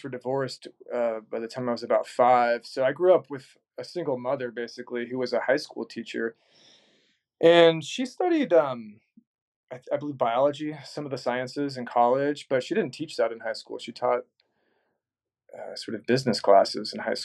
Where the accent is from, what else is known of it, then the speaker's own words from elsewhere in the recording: San Antonio, Texas, United States; moved away as an adult; also born or lived in Lincoln, Nebraska; now in Omaha, United States; I'm from San Antonio, Texas.